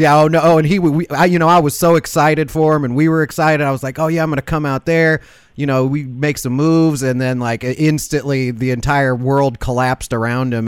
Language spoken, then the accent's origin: English; Chicago, Illinois, United States; moved away; I'm from Chicago originally. Like most of my family's still there